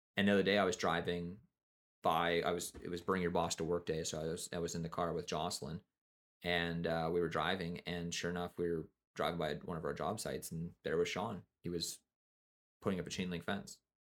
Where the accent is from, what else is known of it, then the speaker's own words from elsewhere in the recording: Kelowna, British Columbia, Canada; also born or lived in Nelson, British Columbia; I moved from Nelson to Kelowna